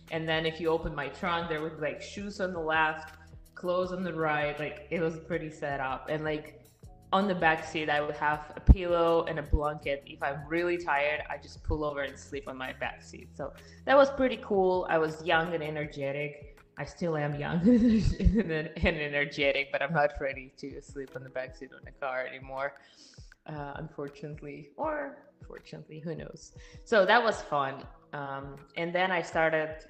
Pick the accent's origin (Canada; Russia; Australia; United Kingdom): Russia; Siberia; English is a second language; moved away as an adult; also born or lived in Miami, United States; now in Texas, United States; From my name, you can understand where I'm coming from. I was born and raised in Russia, in Siberia, actually. And uh, I moved to the United States just five years ago. So, five and a half years ago, I did not speak any English.